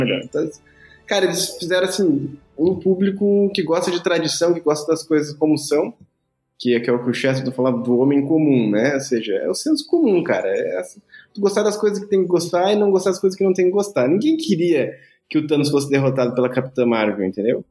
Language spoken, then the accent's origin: Portuguese; Brazil; como um bom brasileiro